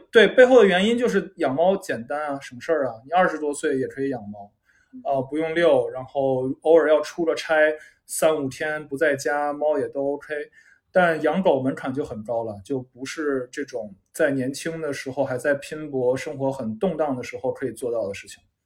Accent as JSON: {"language": "Chinese", "country": "China", "said": "因为咱们中国，至少我们这一代人，很少有人从小是这样长大的嘛"}